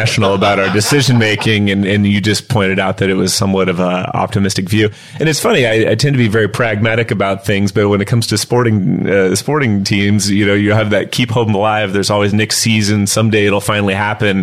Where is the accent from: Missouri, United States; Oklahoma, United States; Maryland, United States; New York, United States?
Missouri, United States; Kansas City; moved away as an adult; now in Southern California, United States; I'm originally from the Kansas area. Grew up in Kansas City.